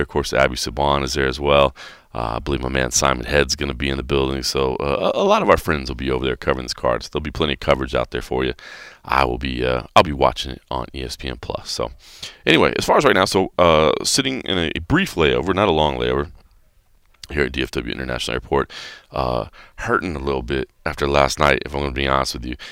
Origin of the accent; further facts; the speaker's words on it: Dallas, Texas, United States; moved away; I am checking in from Dallas, Texas. That's right, I'm in my hometown